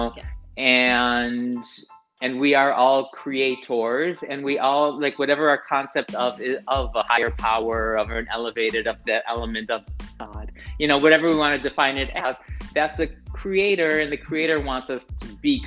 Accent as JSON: {"language": "English", "country": "United States", "moved": "as an adult", "lives_now": "Tel Aviv, Israel", "said": "I live in Tel Aviv now. I moved to Israel. I'm Israeli now, I'm American now."}